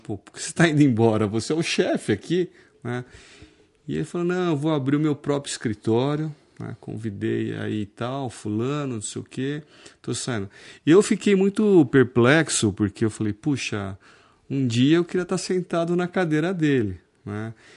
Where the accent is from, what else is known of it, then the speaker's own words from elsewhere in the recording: Osasco, São Paulo, Brazil; now in Piracicaba, Brazil; eu nasci em Osasco, né? Hoje eu sou cidadão piracicabano